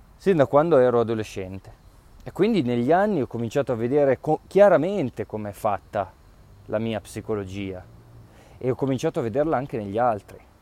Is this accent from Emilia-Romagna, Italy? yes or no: no; Piedmont, Italy; come diciamo noi dalle mie parti in, in, in Piemonte